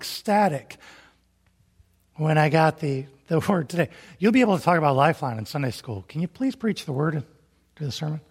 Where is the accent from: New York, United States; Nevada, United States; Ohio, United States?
Ohio, United States; Toledo; now in Huntsville, United States; I grew up in the Toledo area